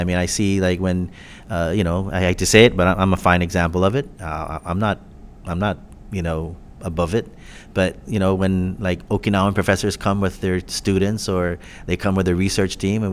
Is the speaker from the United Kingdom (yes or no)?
no; Guam; we're Chamorro, or we practice our Chamorro culture